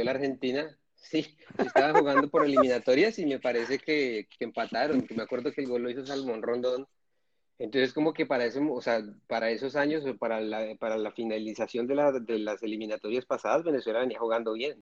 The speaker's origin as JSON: {"language": "Spanish", "country": "Colombia", "said": "todos somos colombianos"}